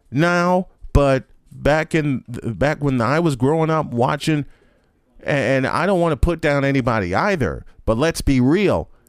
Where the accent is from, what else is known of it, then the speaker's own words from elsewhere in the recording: Chicago, Illinois, United States; I was growing up in Chicago at the time